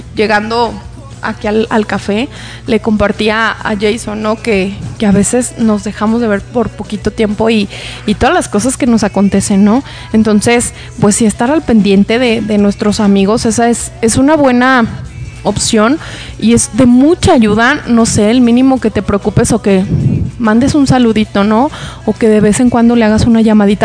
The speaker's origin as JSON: {"language": "Spanish", "country": "Mexico", "also_born_or_lived": "Guadalajara, Jalisco", "said": "nos distinguen como mexicanos"}